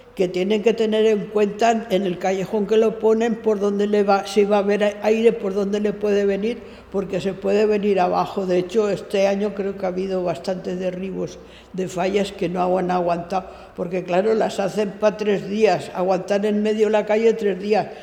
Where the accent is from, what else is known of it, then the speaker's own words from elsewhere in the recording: Valencia, Valencian Community, Spain; moved away as an adult; now in Formentera, Spain; nací en València, la ciutat, el 11 del 12 del 41